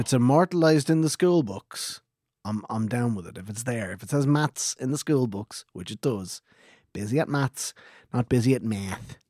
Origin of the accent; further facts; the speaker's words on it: Ireland; We're the Irish version of baby boomers